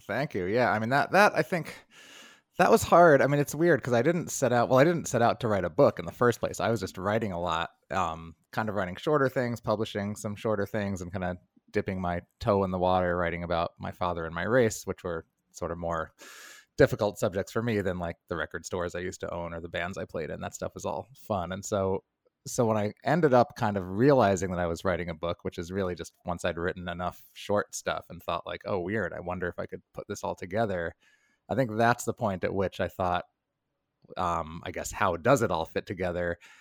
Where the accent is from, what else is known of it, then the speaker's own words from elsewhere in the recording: New York, United States; I'm a New Yorker